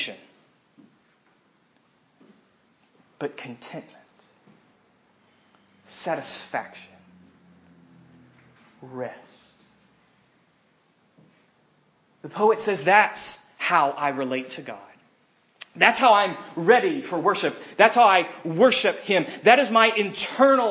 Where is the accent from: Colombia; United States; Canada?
United States